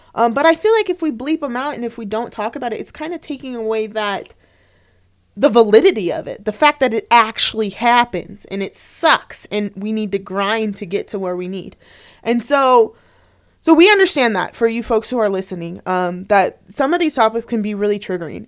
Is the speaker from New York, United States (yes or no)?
no; Tempe, Arizona, United States; moved away as an adult; also born or lived in Flagstaff, Arizona; now in Utah, United States; I grew up in Tempe, Arizona, um, right by Arizona State University